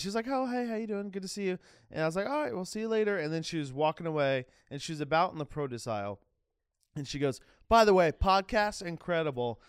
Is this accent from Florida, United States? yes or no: yes; Jacksonville, Florida, United States; I grew up in Jacksonville, Florida.